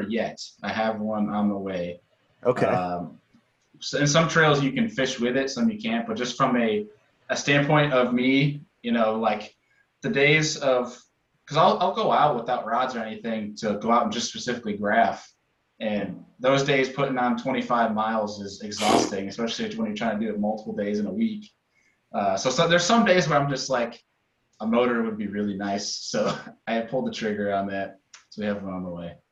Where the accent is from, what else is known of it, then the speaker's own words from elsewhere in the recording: Rochester, New York, United States; now in Buffalo, United States; I grew up in Rochester, kind of in the middle of everything